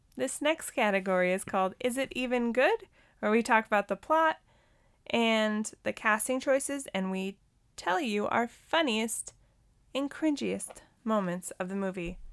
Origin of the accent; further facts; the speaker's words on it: Montana, United States; I grew up in Montana